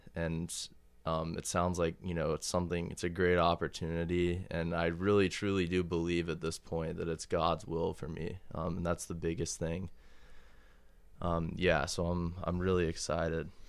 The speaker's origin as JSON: {"language": "English", "town": "Kansas City", "country": "United States", "tie": "born or raised there", "said": "I was born and raised in Kansas City"}